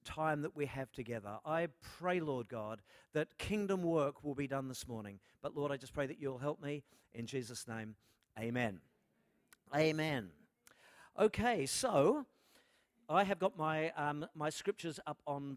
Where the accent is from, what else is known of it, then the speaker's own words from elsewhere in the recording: Melbourne, Victoria, Australia; I am from Melbourne